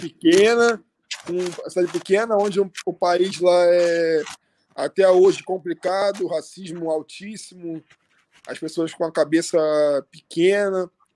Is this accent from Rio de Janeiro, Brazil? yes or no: yes; Rio de Janeiro, Brazil; moved away as an adult; also born or lived in Russia; Eu morava no Rio, eu sou do Rio